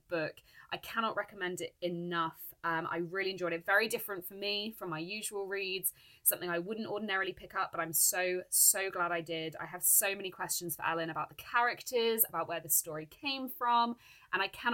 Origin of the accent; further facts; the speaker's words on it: United Kingdom; I'm British.